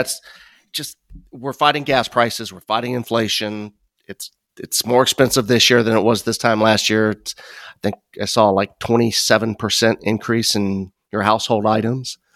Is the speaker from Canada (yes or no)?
no; Midwest, United States; also born or lived in Chicago; growing up in the Midwest